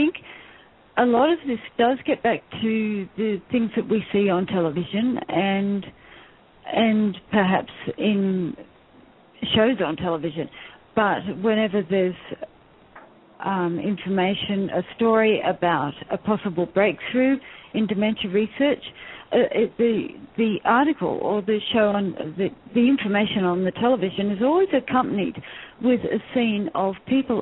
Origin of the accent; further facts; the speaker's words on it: Australia; we're Australian